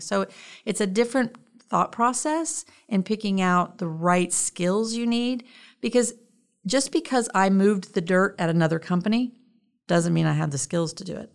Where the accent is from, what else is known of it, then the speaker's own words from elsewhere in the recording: Richmond, Indiana, United States; moved away as an adult; I grew up in Richmond, Indiana, um, and I lived there until I, um, graduated high school and went in the Navy